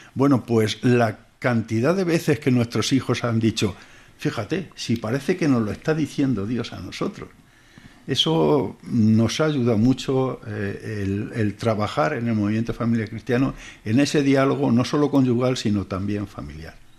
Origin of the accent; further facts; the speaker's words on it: Toledo, Castilla-La Mancha, Spain; Somos de Toledo, y pasó en Toledo y llevamos toda la vida prácticamente